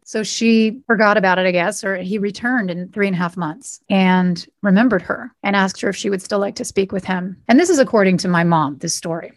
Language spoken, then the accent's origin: English; Oakhurst, California, United States; moved away as an adult; now in Los Angeles, United States; So they found a place in Oakhurst, which is an hour north, and a little house. That's where my brother and I were raised.